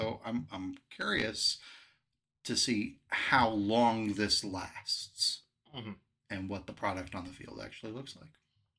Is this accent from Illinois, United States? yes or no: yes; Illinois, United States; moved away; my home state